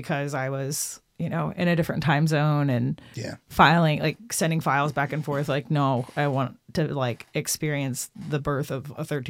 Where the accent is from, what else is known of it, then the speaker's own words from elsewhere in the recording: Austin, Texas, United States; now in Nashville, United States; I'm from Austin, Texas, and I've been in Nashville 13 years, but I grew up on rock music.